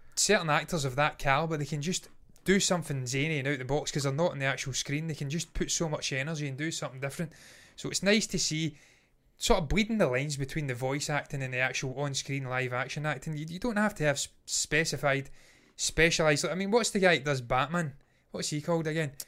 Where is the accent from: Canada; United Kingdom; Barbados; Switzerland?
United Kingdom; Scotland; we are not American. Eh, we're Scottish